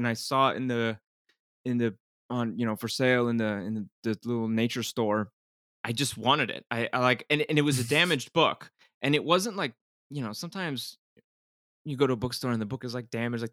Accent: Miami, Florida, United States; I grew up in Miami

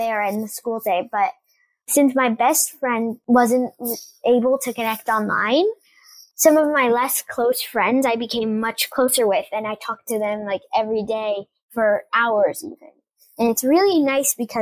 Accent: United States; also born or lived in Italy; Being in my home country

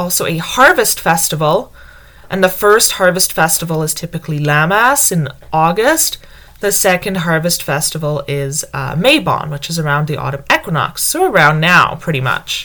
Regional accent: United Kingdom; moved away; I grew up calling it autumn because I grew up in Britain

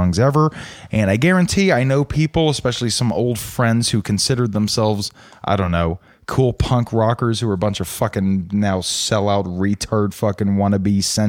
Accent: Atlanta, Georgia, United States; I grew up in Atlanta, Georgia.

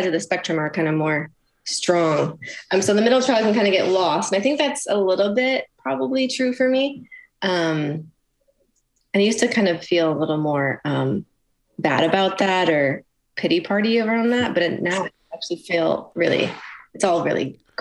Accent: Clarkston, Michigan, United States; moved away as an adult; I grew up in Clarkston

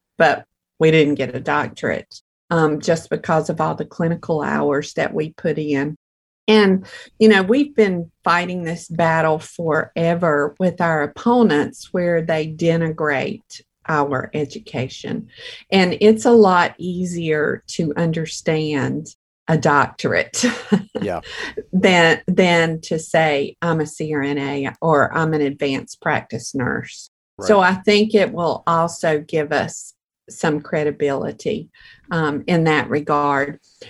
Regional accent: New York, United States; Well, they said, and where are you from? And I said, New York.

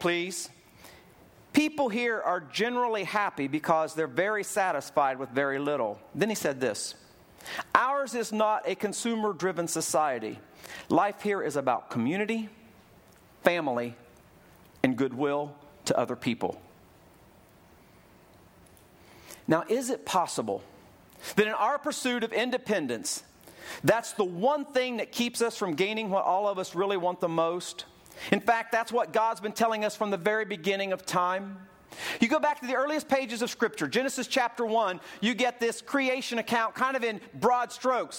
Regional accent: Ohio, United States; I was a little kid growing up in Ohio

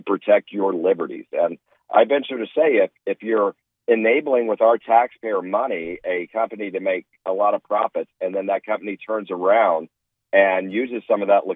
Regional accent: Wichita, Kansas, United States; moved away as an adult; now in Arizona, United States; I moved here from Wichita, Kansas. I grew up in Wichita

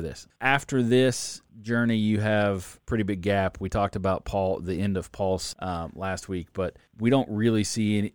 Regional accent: Southern Illinois, United States; I'm from Southern Illinois

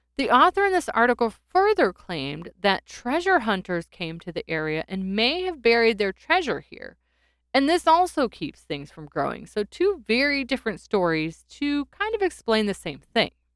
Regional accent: North Carolina, United States; my home state of North Carolina

